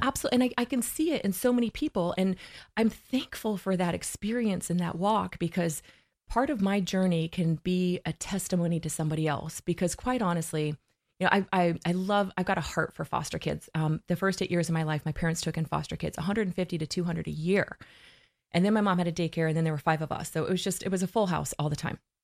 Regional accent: Blackfoot, Idaho, United States; I'm originally from Blackfoot, Idaho

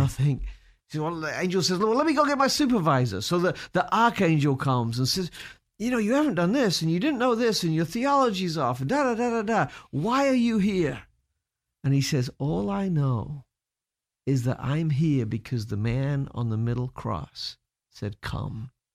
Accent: United Kingdom; moved away; as a Brit

